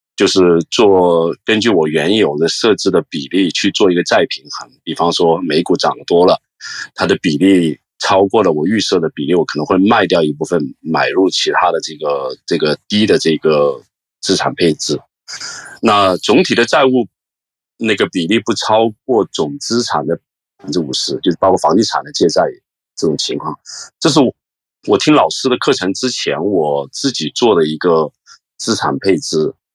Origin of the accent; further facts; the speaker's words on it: Hong Kong; 我是来自香港的